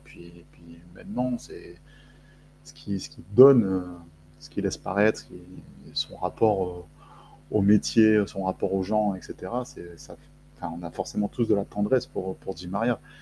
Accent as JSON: {"language": "French", "country": "France", "also_born_or_lived": "Argentina", "said": "je, suis français, j'ai une carte d'identité"}